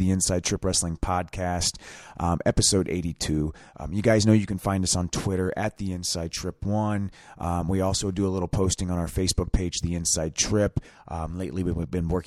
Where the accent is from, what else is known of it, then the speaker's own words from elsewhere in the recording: Anderson, Indiana, United States; I am actually a fellow Hoosier